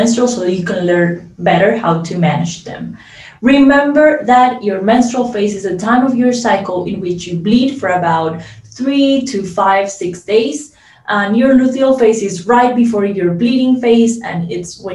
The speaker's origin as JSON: {"language": "English", "country": "Colombia", "said": "I am from Colombia"}